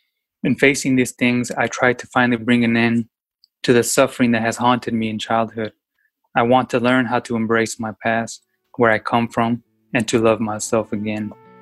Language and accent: English; Yakima, Washington, United States; I was born and raised in Yakima, Washington, very small town, and immigration had an impact on my life, you know?